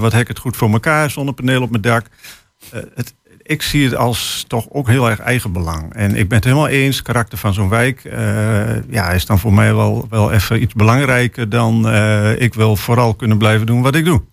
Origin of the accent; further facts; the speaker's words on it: Hengelo, Overijssel, Netherlands; ik kom uit Hengelo.